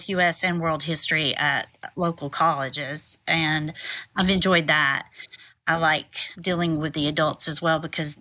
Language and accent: English; Tennessee, United States; I am from Tennessee and I've lived here most of my life.